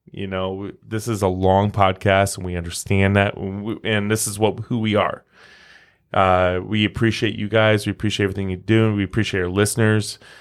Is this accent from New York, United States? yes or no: no; Omaha, Nebraska, United States; we're from Omaha, you know? We're We're the Midwesterners